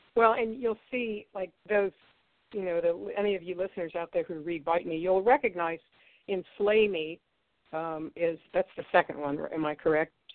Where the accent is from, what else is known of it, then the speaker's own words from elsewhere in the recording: Ohio, United States; I'm from Ohio